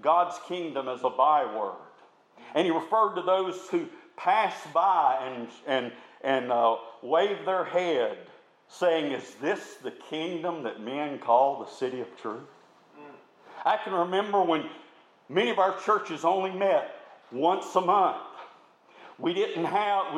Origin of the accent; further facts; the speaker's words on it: Tuscaloosa, Alabama, United States; I grew up in the Tuscaloosa area.